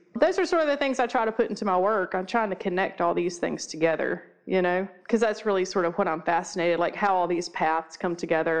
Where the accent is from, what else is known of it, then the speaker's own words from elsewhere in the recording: the South, United States; Yeah, we're pretty Southern.